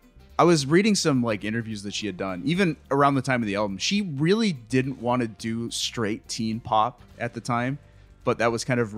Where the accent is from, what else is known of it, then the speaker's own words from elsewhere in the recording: Pittsburgh, Pennsylvania, United States; while I'm just hanging out in my hometown of Pittsburgh.